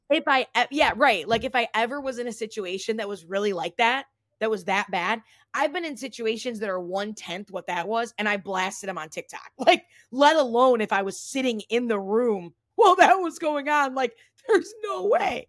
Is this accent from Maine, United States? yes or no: no; Toledo, Ohio, United States; my hometown